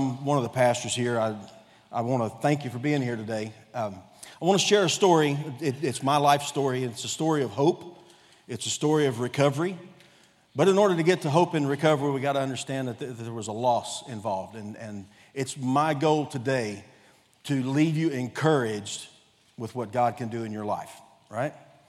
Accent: Texas, United States; born there; also born or lived in Ohio / Korea; now in Cabot, United States; I've been a nomad most of my life. I was born in Texas, lived in every Gulf Coast state. Lived in Ohio for a while, actually lived in Korea for a while.

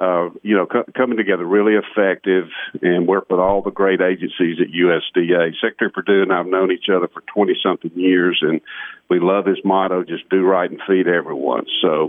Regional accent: Georgia, United States; I'm from Georgia.

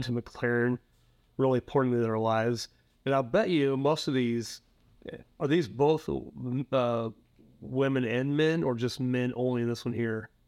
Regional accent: Prineville, Oregon, United States; my hometown, little hometown of Prime, Oregon, uh, Central Oregon

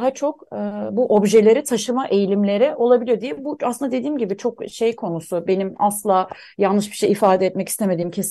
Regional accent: Mersin, Turkey; also born or lived in Antakya; biz e, köken olarak e, Suriye kökenliyiz ve e, yerleşik olarak Mersin ve Antakya'da bulunuyoruz. Ee, kökenimiz oraya yani Mersin ve Antakya yüzyıllar öncesinde

